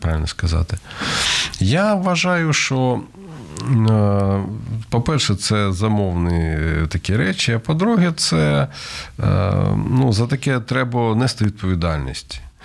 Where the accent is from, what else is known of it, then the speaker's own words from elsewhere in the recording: Kharkiv, Kharkiv Oblast, Ukraine; концерт в Харкові, це моє рідне місто